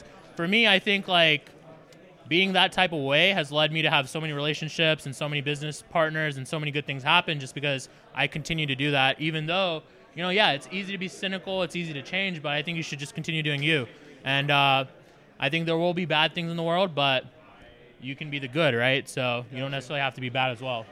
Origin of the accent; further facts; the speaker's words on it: Foley, Alabama, United States; moved away as an adult; also born or lived in Ithaca, New York / Dallas / Los Angeles / Las Vegas; I originally grew up in Foley, Alabama